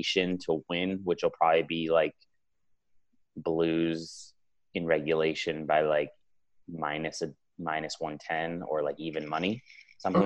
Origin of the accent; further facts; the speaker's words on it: Los Angeles, California, United States; I grew up in Los Angeles